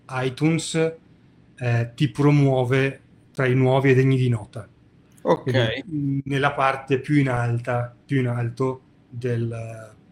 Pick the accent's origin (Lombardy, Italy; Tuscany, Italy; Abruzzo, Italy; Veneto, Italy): Veneto, Italy; perché sono veneto